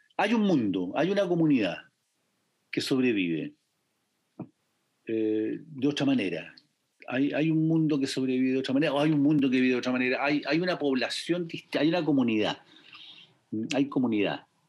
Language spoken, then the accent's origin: Spanish; Valparaíso, Chile; also born or lived in San Antonio, Chile; soy porteño